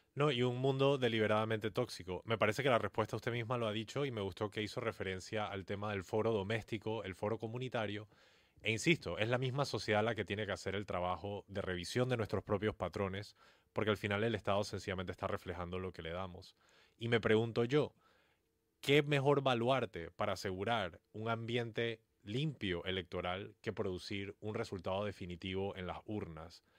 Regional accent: Panama; nosotros como sociedad panameña

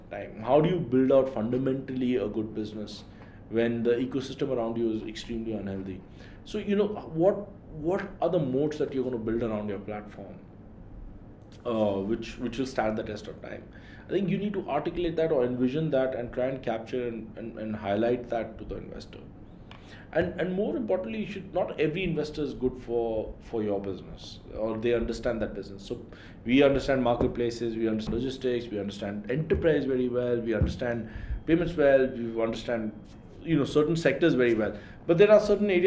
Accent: Delhi, India; moved away; also born or lived in Mumbai; I'm from Delhi

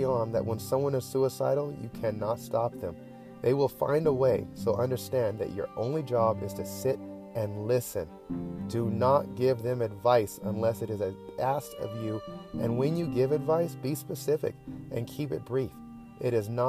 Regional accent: United States; as an American that just happens to be black

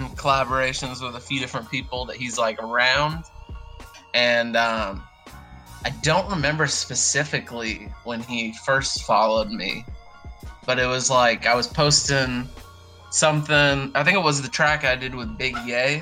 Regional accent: Portland, Oregon, United States; moved away as an adult; now in Nashville, United States; I originated in Portland, Oregon, moved down here for college

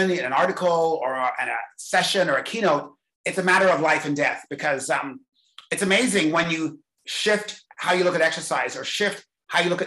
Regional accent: England, United Kingdom; I was born in England

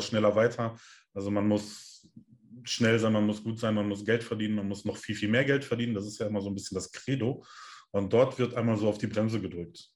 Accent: Germany; bei uns in Deutschland

